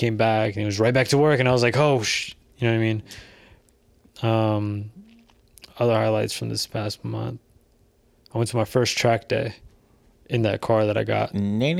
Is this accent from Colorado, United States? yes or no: no; California, United States; Bro, we're from the Bay